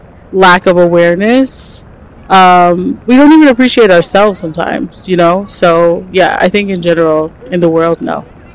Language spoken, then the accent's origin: English; New York, United States; I'm a New Yorker